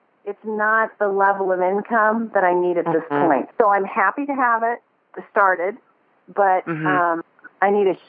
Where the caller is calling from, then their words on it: Bozeman, Montana, United States; I am, and I'm calling you from Bozeman, Montana.